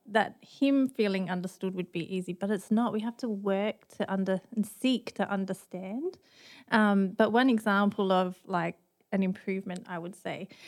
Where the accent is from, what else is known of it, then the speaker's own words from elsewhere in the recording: Australia; moved away as an adult; also born or lived in London; now in Atlanta, United States; I'm living in Atlanta, but I'm Australian born and bred